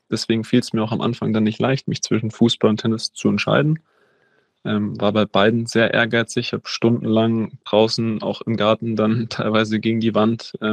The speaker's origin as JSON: {"language": "German", "region": "Berlin", "country": "Germany", "tie": "born or raised there", "said": "Also ich bin in Wannsee aufgewachsen, ähm, in Berlin, kleiner, kleiner Teil, ein bisschen außerhalb, nicht in der Stadt, ähm, wie sich das die meisten vorstellen."}